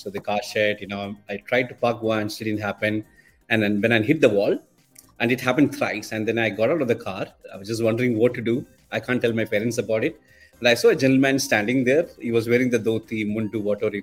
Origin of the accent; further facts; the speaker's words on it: Kerala, India; moved away as an adult; also born or lived in Mangalore; I grew up in Kerala, in the southern part of Kerala, actually